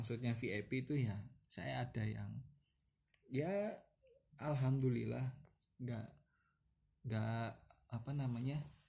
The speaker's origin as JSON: {"language": "Indonesian", "region": "East Java", "country": "Indonesia", "moved": "as an adult", "said": "Kalau saya aslinya kan Jawa Timur"}